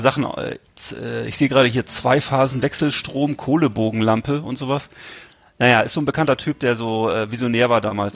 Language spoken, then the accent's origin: German; Germany; als Deutscher